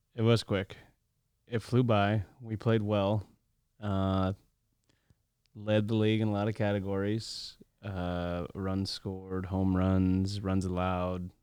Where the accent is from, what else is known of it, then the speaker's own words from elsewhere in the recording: Los Angeles, California, United States; growing up in Los Angeles